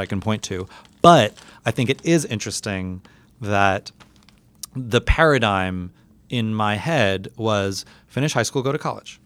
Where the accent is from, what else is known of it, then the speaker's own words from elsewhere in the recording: New York City, New York, United States; growing up in New York City as a very, very academically minded and academically high performing student